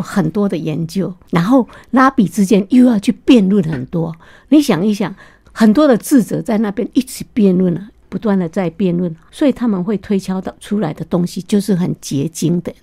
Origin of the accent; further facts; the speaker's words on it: Taiwan; now in United States; 我们台湾人